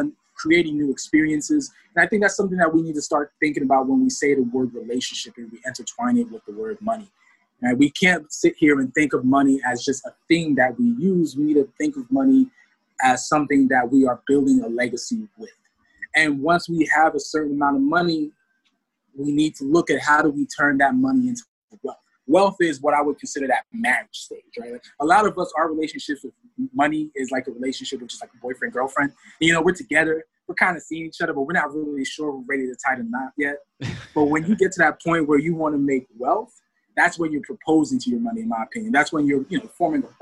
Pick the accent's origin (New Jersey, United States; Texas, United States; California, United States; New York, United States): New Jersey, United States; near Rutgers University; I actually went to college near my hometown. I went to Rutgers University. It was literally like a mile up the road